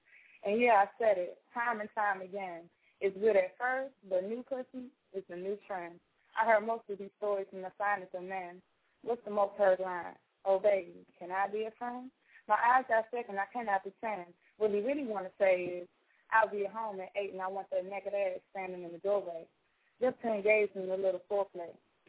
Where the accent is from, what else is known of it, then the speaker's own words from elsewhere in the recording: Washington, District of Columbia, United States; now in Raleigh, United States; living in North Carolina, Raleigh, for about 3 years now. I moved away from the hometown in D.C. And my accent is definitely changing.